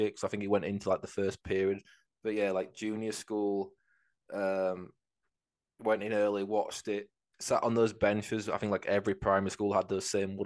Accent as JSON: {"language": "English", "region": "England", "country": "United Kingdom", "said": "we're English"}